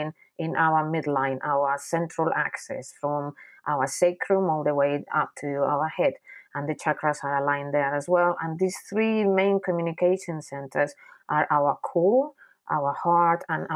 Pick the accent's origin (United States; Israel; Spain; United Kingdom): Spain; Basque Country; I grew up in the Basque Country. The Basque Country is a little area in the north of Spain